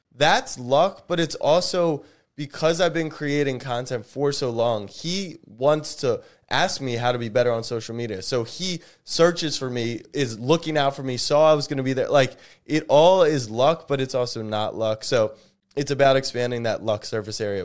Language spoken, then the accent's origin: English; Maryland, United States; I grew up in Maryland, which is where the Preakness is